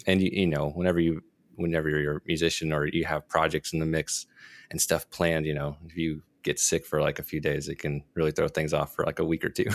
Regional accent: Dallas, Texas, United States; I'm from Dallas

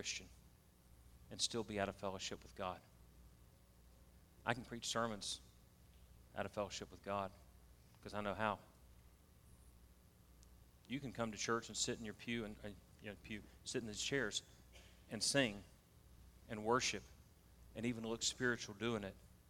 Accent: the South, United States; accent: Southern; You can tell I'm from the South

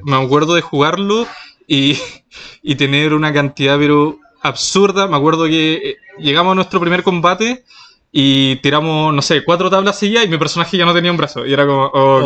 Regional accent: Chiloé, Los Lagos, Chile; first language Spanish; now in Santiago, Chile; yo soy de Chiloé, la, isla grande del archipiélago, entonces sí, de, ahí provengo

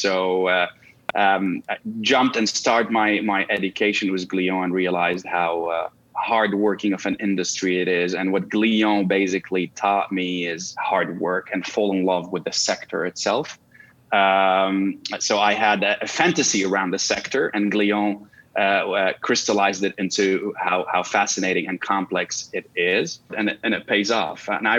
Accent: Canada; also born or lived in Russia; now in New York, United States; I'm a Canadian national of Lebanese origins and born in Russia and married to an American.

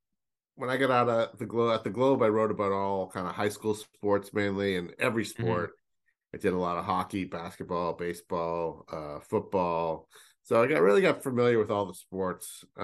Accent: Northeast, United States; And he knew I was from the Northeast.

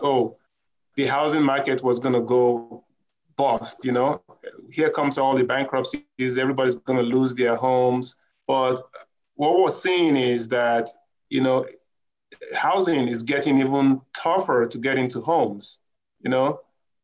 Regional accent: Nigeria; moved away; I'm originally from Nigeria

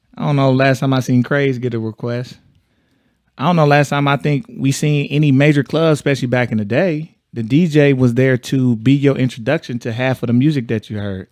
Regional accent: Texas, United States; I'm from Texas, so we had a whole nother club scene

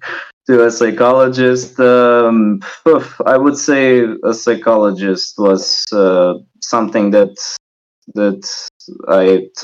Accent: Ohrid, North Macedonia; also born or lived in Skopje; Currently, I'm in my hometown of Ohrid, and I'm constantly switching between Skopje and Ohrid. I'm working in Skopje

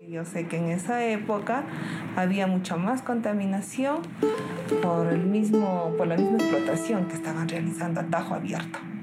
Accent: Cerro de Pasco, Pasco, Peru; nací acá en Cerro del Pasco

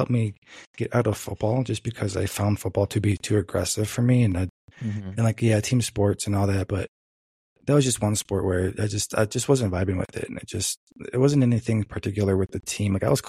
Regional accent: Michigan, United States; moved away; So where I was raised was basically back in Michigan and born and raised back in Michigan.

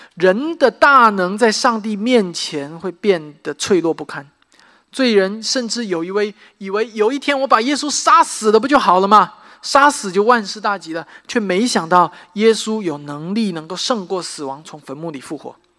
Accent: Xiamen, Fujian, China; moved away as an adult; now in United States; 我的家乡， 啊，厦门

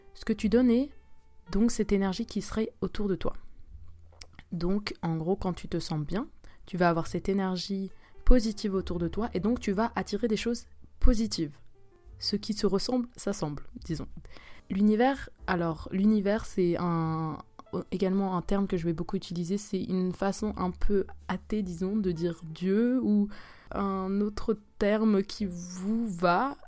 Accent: Switzerland; first language French; moved away as an adult; now in South Korea; je suis une Suisse qui vit en Corée du Sud

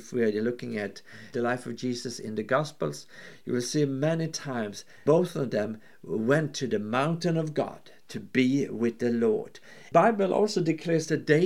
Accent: Norway; I'm from Norway

